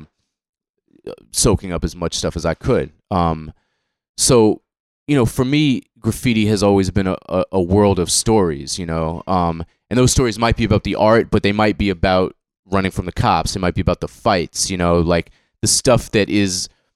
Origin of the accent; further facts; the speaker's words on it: Boston, Massachusetts, United States; guys I grew up with in Boston